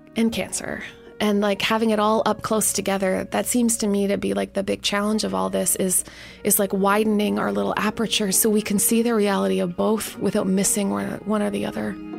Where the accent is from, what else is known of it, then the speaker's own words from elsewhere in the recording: Canada; moved away; even as a Canadian